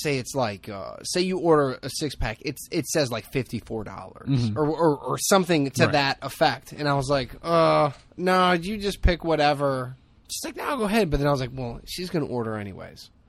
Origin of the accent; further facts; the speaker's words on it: Hammond, Indiana, United States; growing up in Hammond